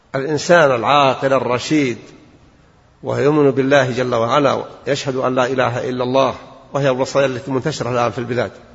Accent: Najd, Saudi Arabia; عندنا في نجد

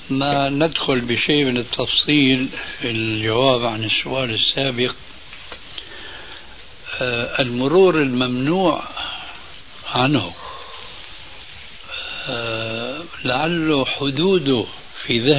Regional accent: Palestine; now in Canada; أنا من فلسطين من فلسطين من فلسطين آه وذهبت من فلسطين إلى كندا مرورا من الأردن مرورا من الأردن

